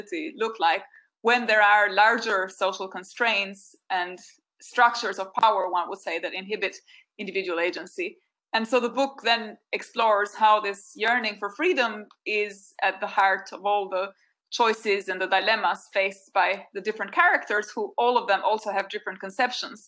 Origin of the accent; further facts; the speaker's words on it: Albania; moved away; growing up in Albania